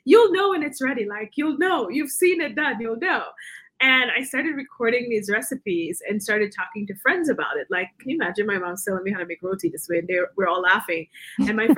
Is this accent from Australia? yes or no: no; Guyana; moved away as an adult; also born or lived in New York, United States; now in Denver, United States; I grew up in Guyana. I moved to the U.S. when I was about 18 and went to college in New York.